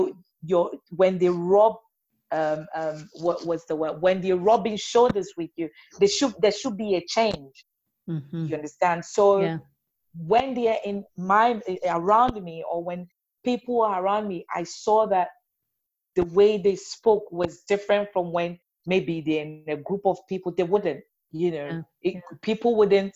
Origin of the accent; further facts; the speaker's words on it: Ghana; moved away; I'm Ghanaian, so I'll keep going back home